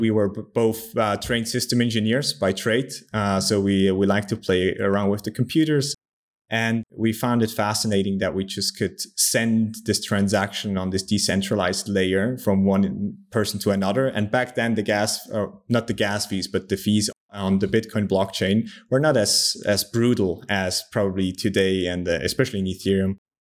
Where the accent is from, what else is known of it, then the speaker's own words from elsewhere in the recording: Switzerland; I'm also from Switzerland